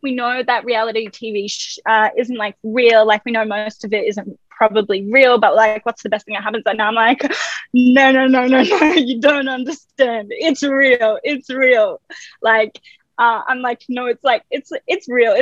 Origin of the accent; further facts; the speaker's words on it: Australia; I was born in Australia